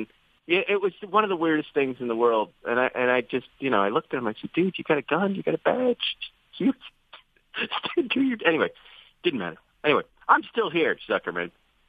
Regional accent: United Kingdom; we're British. We drive on the other side of the road, so everything works in the other way.

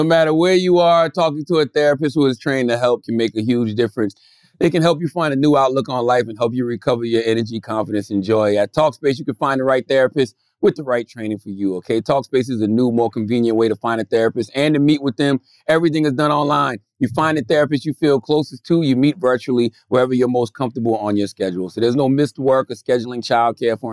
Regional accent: South Carolina, United States; I'm from South Carolina, so it's home.

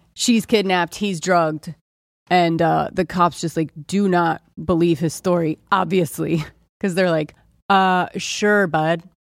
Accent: Ohio, United States; moved away; I grew up in Ohio

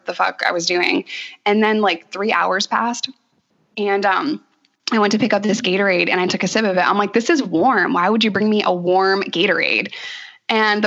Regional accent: New York, United States; moved away as an adult; also born or lived in Arkansas; as a New Yorker

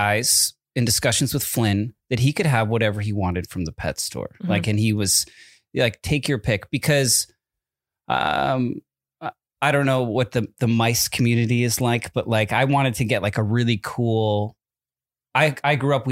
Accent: East Coast, United States; moved away; Growing up in the East Coast

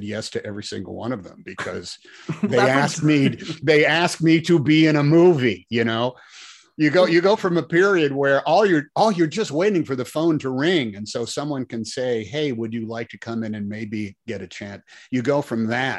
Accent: United States; I'm an American

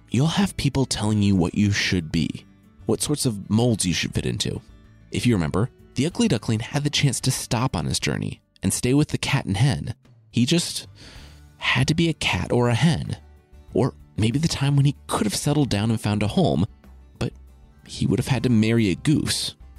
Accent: Loveland, Ohio, United States; moved away as an adult; I'm from Loveland, Ohio. It's a suburb of Cincinnati, and I lived there from when I was 2 to when I left for college

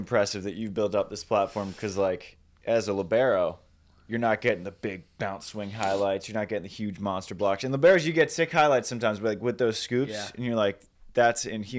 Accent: Maryland, United States; I grew up in Maryland, and there's no, in my part of Maryland, there's zero men's volleyball.

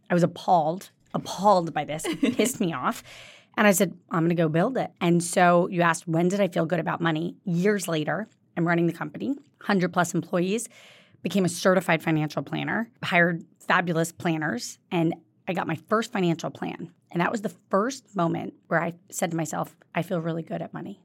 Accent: Jacksonville, Florida, United States; moved away; also born or lived in Kentucky; I was born in Kentucky. I grew up in Jacksonville, Florida, um, which is very close to Georgia.

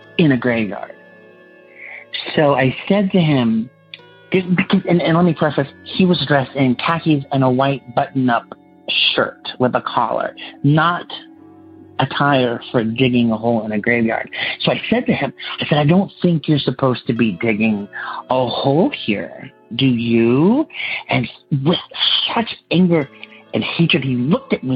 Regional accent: Los Angeles, California, United States; I'm from Los Angeles, California

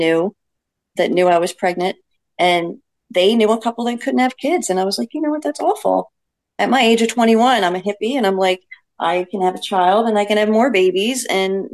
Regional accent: Lansdale, Pennsylvania, United States; moved away; I grew up in Lansdale with you guys

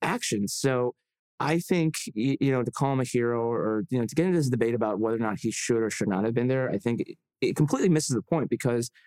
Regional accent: Illinois, United States; my home state of Illinois

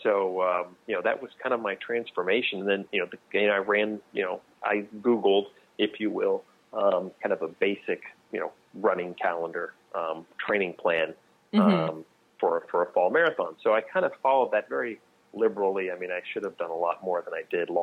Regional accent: Texas, United States; moved away as an adult; now in New Jersey, United States; I grew up in Texas

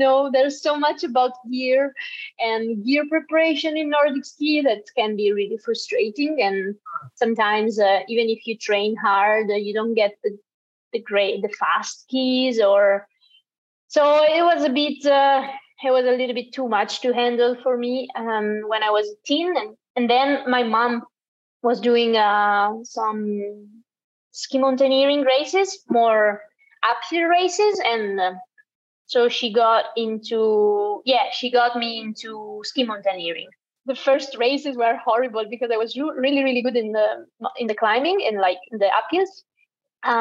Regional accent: Italy; I'm born and raised in the Dolomites

